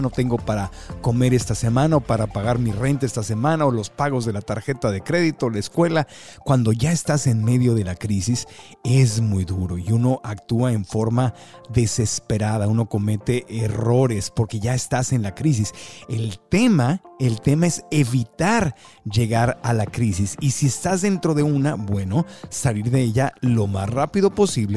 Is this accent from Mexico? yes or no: yes; Mexico; yo como mexicano